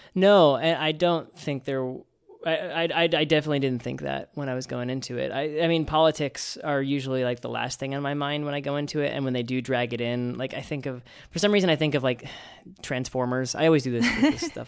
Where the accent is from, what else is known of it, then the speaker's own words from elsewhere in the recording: New York City, New York, United States; As a New Yorker